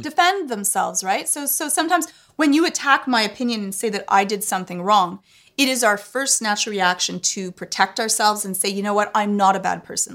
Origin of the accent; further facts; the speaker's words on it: Canada; I'm Canadian